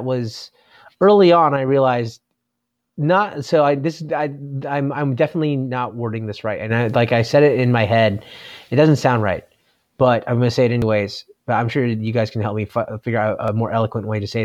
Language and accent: English; Simi Valley, California, United States; I grew up in Simi Valley